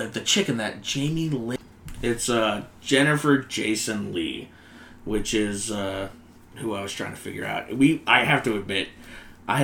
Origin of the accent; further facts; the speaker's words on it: near Munich, Bavaria, Germany; I was born near Munich